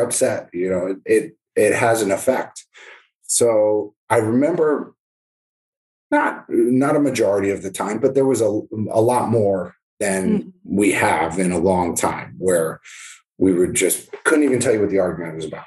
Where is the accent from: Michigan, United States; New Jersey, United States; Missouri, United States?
New Jersey, United States; moved away as an adult; now in Florida, United States; My kids are growing up in New Jersey